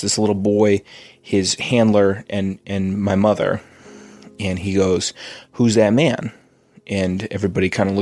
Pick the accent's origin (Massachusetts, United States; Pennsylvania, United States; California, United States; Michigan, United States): Massachusetts, United States; We're from Massachusetts